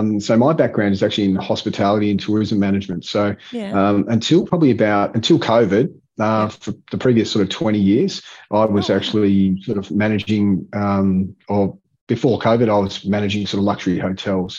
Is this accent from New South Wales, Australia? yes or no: no; Hobart, Tasmania, Australia; I grew up in Hobart